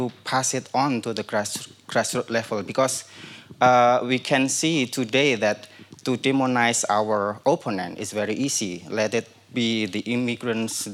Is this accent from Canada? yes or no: no; Indonesia; I'm from Indonesia